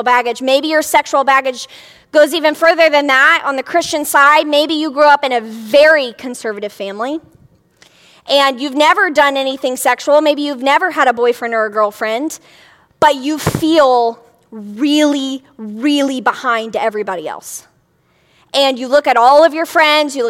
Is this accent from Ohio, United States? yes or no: yes; a city right outside of Cincinnati, Ohio, United States; I grew up in a city right outside of Cincinnati, Ohio.